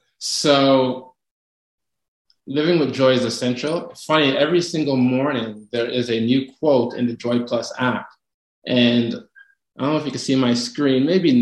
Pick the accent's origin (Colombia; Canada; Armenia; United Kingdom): Canada; also born or lived in Toronto; I'm in Toronto, so I'm the Canadian in the bunch.